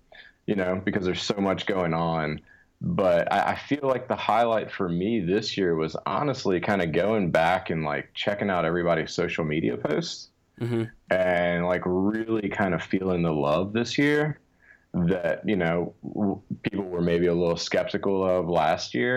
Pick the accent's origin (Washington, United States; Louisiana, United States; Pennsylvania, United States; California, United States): Louisiana, United States; I'm from Louisiana, born and raised